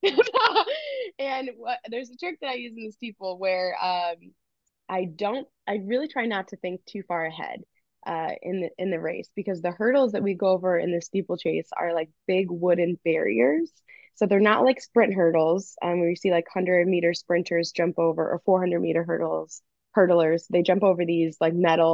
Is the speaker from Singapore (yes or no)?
no; Missouri, United States; growing up in Missouri